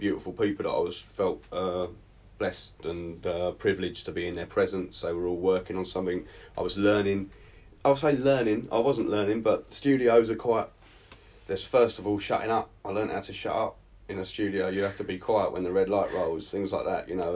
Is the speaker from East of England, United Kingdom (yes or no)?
yes; Southend-on-Sea, East of England, United Kingdom; now in Portugal; South End, Essex